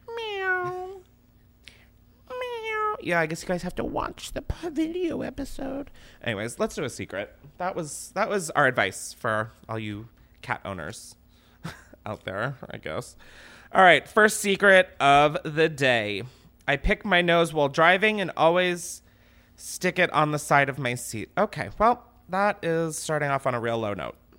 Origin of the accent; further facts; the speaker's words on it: East Coast, United States; moved away as an adult; now in Los Angeles, United States; I grew up on the East Coast, so I am three thousand miles away from my family